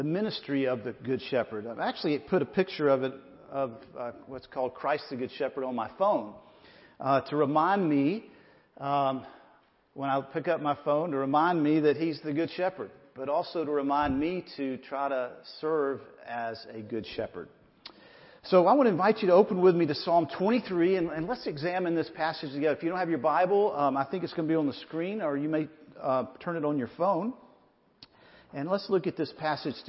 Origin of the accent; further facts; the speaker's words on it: Atlanta, Georgia, United States; also born or lived in Sandy Springs, Georgia; we grew up in Atlanta. I was actually born in Piedmont Hospital